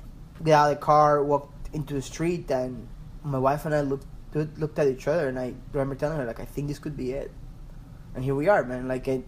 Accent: Ecuador; moved away as an adult; also born or lived in Maryland / Pennsylvania; now in Washington DC, United States; I'm originally from Ecuador.

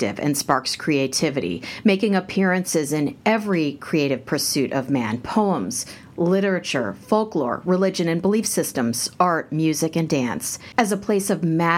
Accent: Kansas, United States; I grew up in Kansas and it's flat

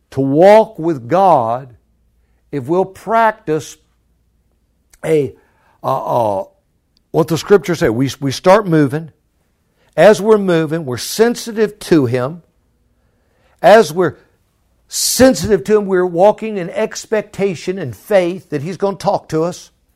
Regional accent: Florida, United States; now in Virginia, United States; I'm from Florida, living in Virginia

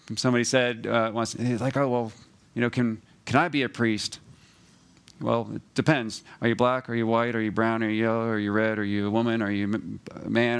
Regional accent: New Jersey, United States; moved away; also born or lived in Georgia; I'm from New Jersey

